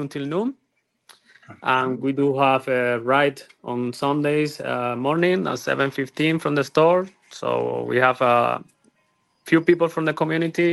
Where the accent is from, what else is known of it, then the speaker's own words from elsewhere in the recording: Cuba; moved away as an adult; also born or lived in Europe / Miami, United States; now in Estero, United States; Then after college, I moved from Cuba. We are original from Cuba